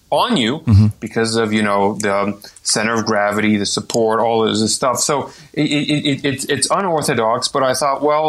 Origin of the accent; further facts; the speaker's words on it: Texas, United States; also born or lived in France; now in Arizona, United States; I'm originally from Texas